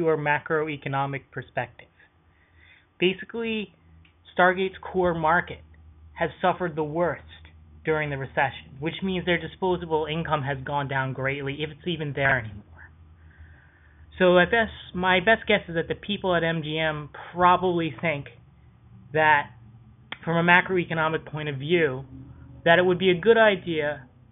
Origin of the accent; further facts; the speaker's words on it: Boston, Massachusetts, United States; I am from Boston